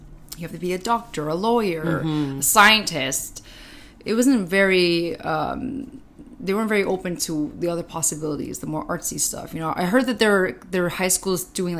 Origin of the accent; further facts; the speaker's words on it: Vaughan, Ontario, Canada; also born or lived in Toronto / Woodbridge; I actually lived in Woodbridge and then I moved to Maple. These are cities outside of Toronto, if nobody knows where they are, and they're literally 10 minutes from each other